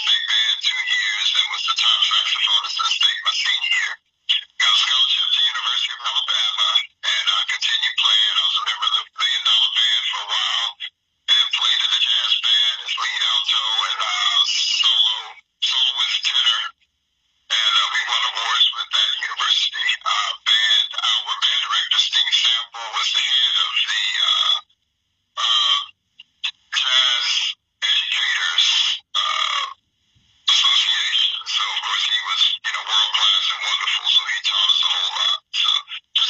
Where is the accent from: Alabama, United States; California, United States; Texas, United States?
Alabama, United States; Huntsville; I'm from Huntsville, Alabama